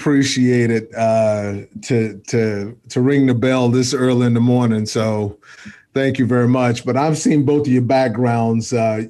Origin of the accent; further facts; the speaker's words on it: Giddings, Texas, United States; I'm from a little town outside of Austin.